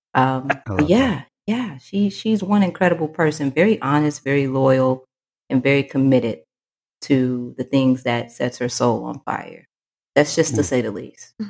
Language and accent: English; Fort Worth, Texas, United States; I am from Fort Worth, Texas